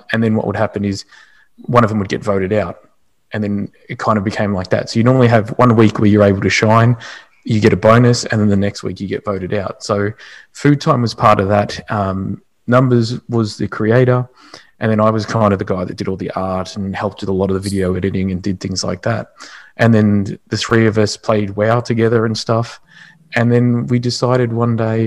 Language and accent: English; Australia; being Australian as well